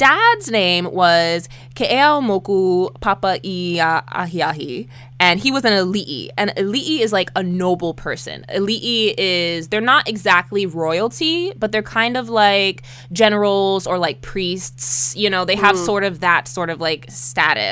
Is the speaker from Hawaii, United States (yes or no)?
yes; Oahu, Hawaii, United States; moved away; growing up in Hawaii